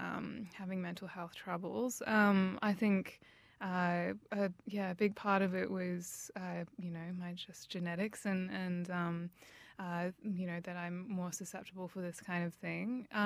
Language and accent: English; Canberra, Australian Capital Territory, Australia; now in Melbourne, Australia; No, I think Canberra is a really beautiful city. Like, you know, bush capital, and especially having moved away and now seeing it from the outside